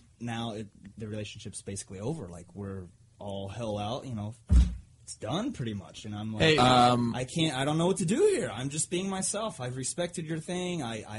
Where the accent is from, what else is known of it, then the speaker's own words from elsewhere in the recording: Kentucky, United States; I'm from Kentucky, and I've hunted.